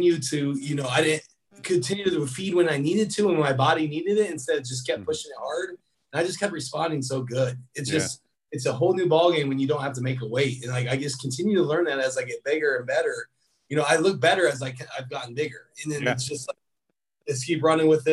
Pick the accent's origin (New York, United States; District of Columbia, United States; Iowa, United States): Iowa, United States; Des Moines; I grew up in Des Moines, Iowa, which is only 5 hours away